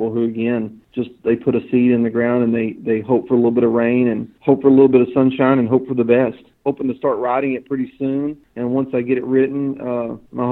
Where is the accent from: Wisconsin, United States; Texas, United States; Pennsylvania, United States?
Texas, United States; Northeast; also born or lived in Childress, Texas; I grew up quail hunting in Northeast Texas